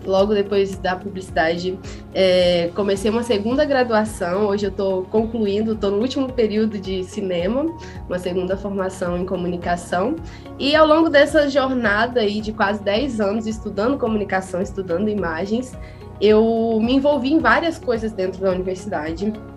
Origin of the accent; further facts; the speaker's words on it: interior of Espírito Santo, Brazil; eu sou uma pessoa que foi criada no interior, sou do interior do Espírito Santo, numa cidadezinha que faz quase divisa com o sul da Bahia